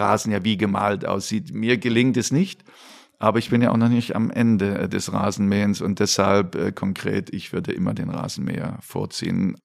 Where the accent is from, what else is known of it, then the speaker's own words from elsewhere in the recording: Dresden, Saxony, Germany; moved away as an adult; natürlich war ich in Dresden sehr verwurzelt, auch ähm, natürlich familiär, aber auch mit Dynamo Dresden